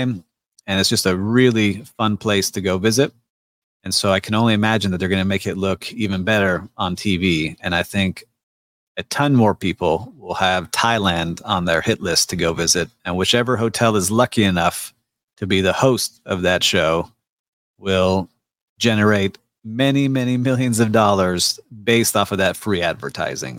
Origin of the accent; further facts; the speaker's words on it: Miami, Florida, United States; my hometown, Miami, and Miami Beach